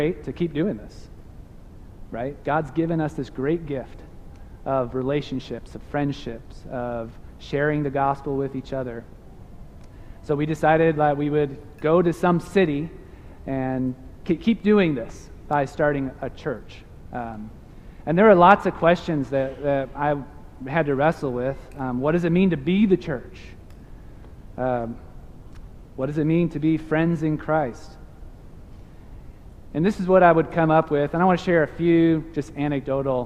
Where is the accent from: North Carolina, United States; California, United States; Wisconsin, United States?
Wisconsin, United States; Milwaukee; moved away; also born or lived in Memphis, Tennessee / Madison, Wisconsin / Nebraska; I'm from Milwaukee, Wisconsin